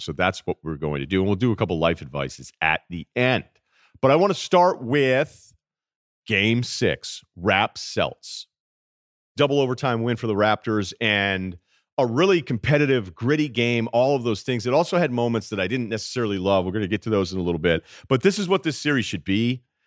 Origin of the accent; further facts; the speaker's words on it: Massachusetts, United States; I grew up in the Massachusetts area